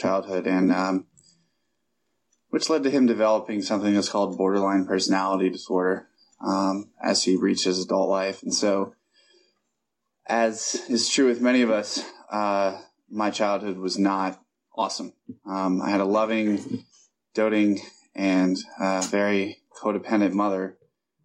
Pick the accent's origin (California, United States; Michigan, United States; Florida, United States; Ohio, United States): Ohio, United States; Columbus; I was born and raised in Columbus, Ohio